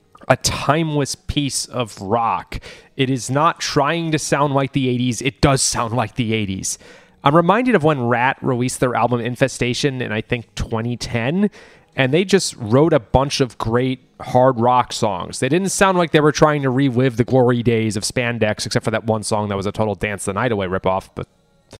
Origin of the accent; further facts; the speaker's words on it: United States; I'm too American